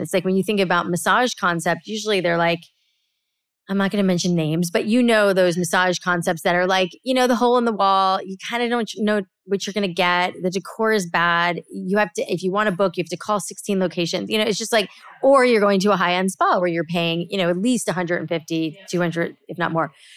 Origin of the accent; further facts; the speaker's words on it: South Florida, United States; I grew up in South Florida